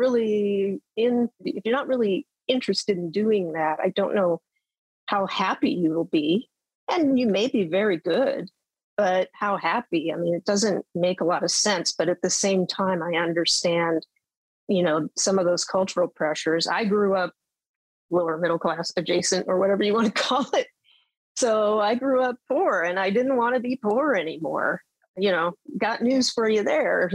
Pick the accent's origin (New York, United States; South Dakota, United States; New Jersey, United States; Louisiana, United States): South Dakota, United States; Western; I grew up in South Dakota